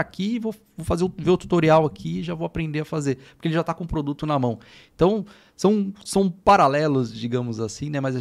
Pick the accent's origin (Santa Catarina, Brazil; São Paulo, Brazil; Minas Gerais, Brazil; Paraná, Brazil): São Paulo, Brazil; Eu sou daqui de São Paulo, Zona Sul, aqui de São Paulo